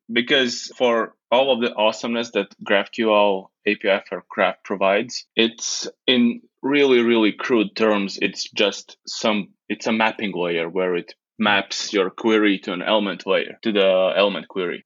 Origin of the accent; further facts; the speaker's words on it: Latvia; I'm from Latvia.